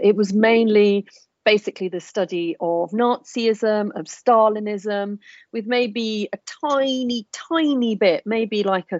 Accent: United Kingdom; as an Asian in Britain, growing up in Britain and spending my adult life here

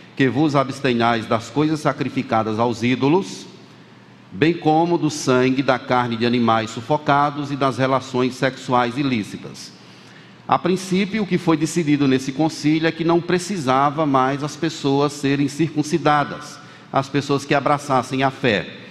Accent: Bahia, Brazil; como eu sou da Bahia, como alguém dissesse assim, me chamasse de baiano por conta da minha origem

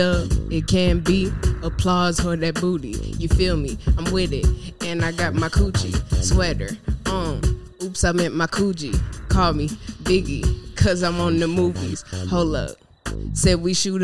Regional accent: Detroit, Michigan, United States; I'm from Detroit, Michigan. You feel me? 313, my city to the day

